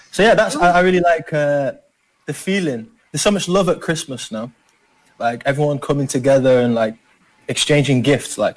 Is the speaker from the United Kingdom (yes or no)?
yes; England, United Kingdom; I'm a foreigner. I'm Filipino. I like I'm brown in where I'm from. Like what? It's, yeah, it's like in my school, I was the only one in my whole year at school that was from that wasn't from like England white.